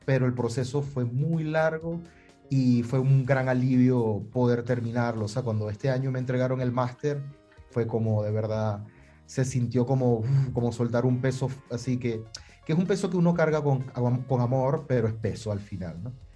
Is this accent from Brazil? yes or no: no; Maracaibo, Zulia, Venezuela; moved away as an adult; also born or lived in Miami; en Maracaibo, que es la ciudad de donde vengo